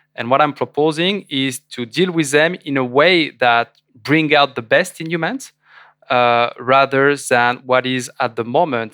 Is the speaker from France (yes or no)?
yes; France; I was French